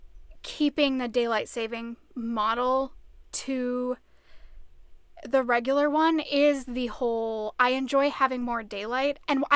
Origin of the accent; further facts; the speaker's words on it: Minnesota, United States; I think it's part of that as a Minnesotan and as a runner, when it starts to get lighter in the morning, you're like, yes, it's finally becoming summer.